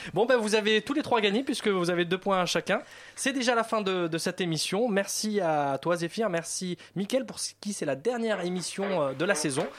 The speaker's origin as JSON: {"language": "French", "country": "France", "accent": "French", "said": "J'ai l'accent français"}